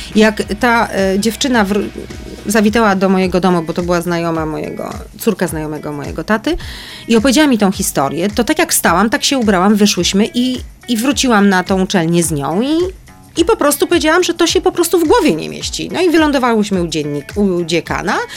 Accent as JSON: {"language": "Polish", "town": "Kraków", "region": "Lesser Poland", "country": "Poland", "tie": "born or raised there", "said": "Urodziłam się w Krakowie i pierwszy rok życia pod Krakowem mieszkałam, a potem mm, e, na czas liceum wróciłam do Krakowa, no i studiowałam już w Krakowie."}